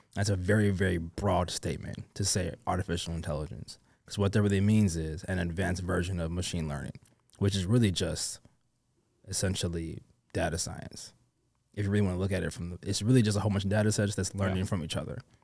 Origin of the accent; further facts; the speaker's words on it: London, United Kingdom; I was born in London, mm. but my mm. family is from Nigeria.